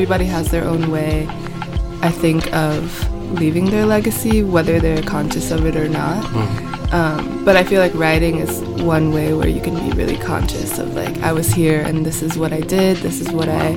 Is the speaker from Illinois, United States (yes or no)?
yes; Chicago, Illinois, United States; moved away as an adult; also born or lived in Paris; now in New York, United States; I'm from Chicago, born and raised